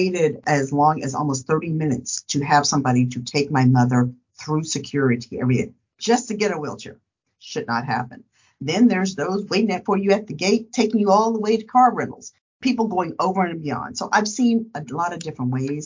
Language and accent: English; Dallas, Texas, United States; I hail from Dallas, Texas